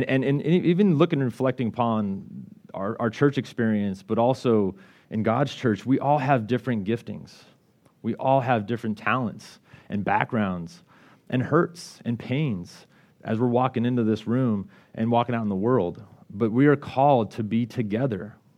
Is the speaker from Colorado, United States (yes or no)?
yes; Colorado, United States; Her family's from Washington, I'm from Colorado, and so we were really in need of a community.